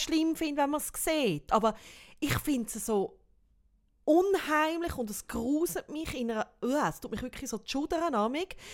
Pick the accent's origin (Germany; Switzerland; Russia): Switzerland; wir da in der Schweiz